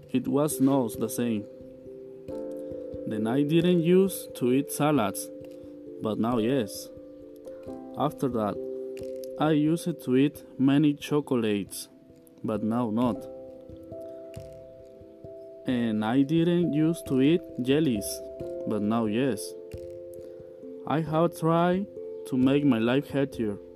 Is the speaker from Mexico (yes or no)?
yes; Tototlán, Jalisco, Mexico; English is a second language; I am from Tototlan. I live in Tototlan. It is located between Atotonilco, Ocotlan, and Zapotlanejo. I am 20 years old